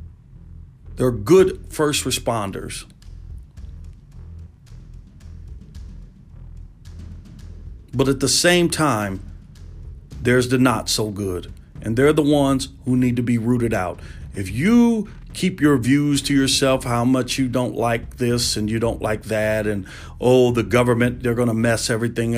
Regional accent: United States; being an American and being a black American

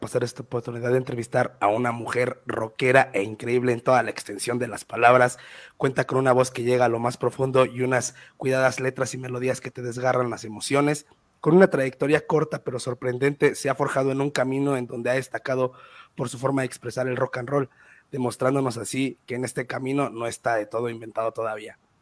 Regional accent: Mexico; also born or lived in Mexico City; yo soy de un municipio cerca de Ciudad de México

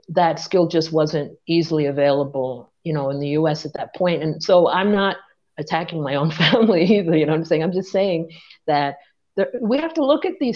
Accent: New York, United States; I'm from New York

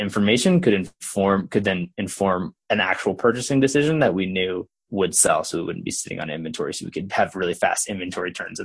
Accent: Oklahoma, United States; moved away as an adult; also born or lived in Colorado; now in Denver, United States; I grew up in Oklahoma.

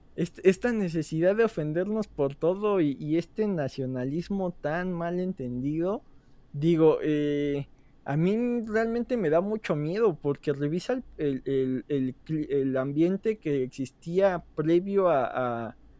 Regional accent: Mexico; dos tipos mexicanos

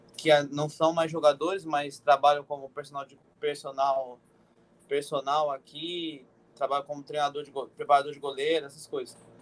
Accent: Cotia, São Paulo, Brazil; moved away as an adult; also born or lived in Goiás; eu morava em Cotia

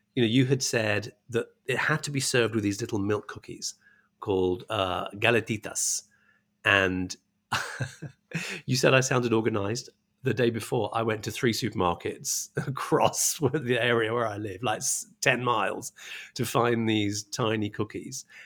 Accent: England, United Kingdom; also born or lived in India; now in United States; I was born in India, grew up in England, and now I live in America.

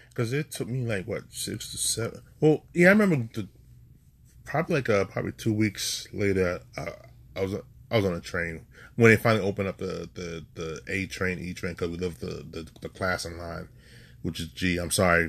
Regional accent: New York City, New York, United States; we are native New Yorker

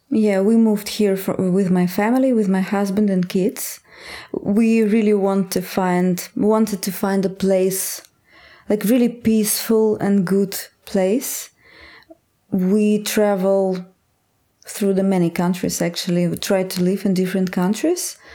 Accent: Astrakhan, Astrakhan Oblast, Russia; English is a second language; in my hometown in Astrakhan. It's very far in the. It's far in Russia

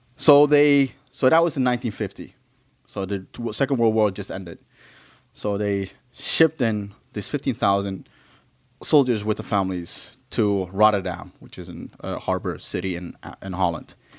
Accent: Maluku, Indonesia; I'm from Maluku.

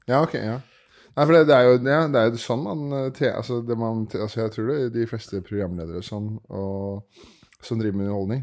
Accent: Årnes, Akershus, Norway; moved away; Jeg er opprinnelig fra Årnes, en sånn time utafor 45 eh, minutter over Oslo.

